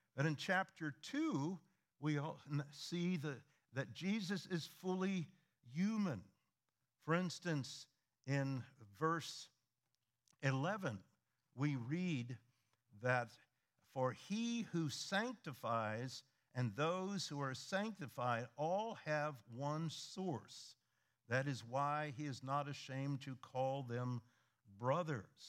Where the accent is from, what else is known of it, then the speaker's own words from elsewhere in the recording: Midwest, United States; moved away; we are originally from the Midwest